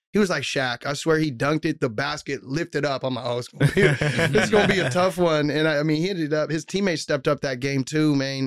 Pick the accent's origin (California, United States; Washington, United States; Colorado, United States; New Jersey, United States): Washington, United States; Mill Creek; growing up in Mill Creek was cool